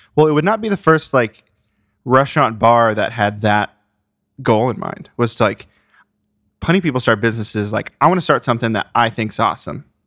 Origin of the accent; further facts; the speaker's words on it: Ohio, United States; I grew up in Ohio